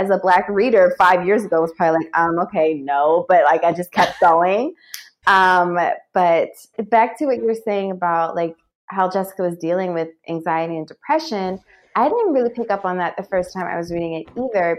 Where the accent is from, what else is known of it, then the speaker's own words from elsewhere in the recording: New Jersey, United States; moved away as an adult; also born or lived in New York; I'm from New Jersey